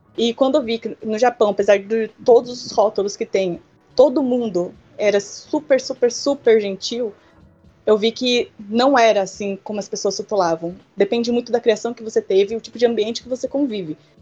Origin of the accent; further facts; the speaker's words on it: Brazil; moved away; also born or lived in Japan; Sendo brasileira